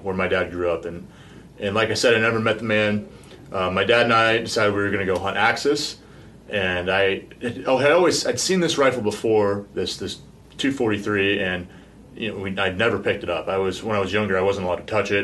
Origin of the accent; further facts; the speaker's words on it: Alaska, United States; I grew up in Alaska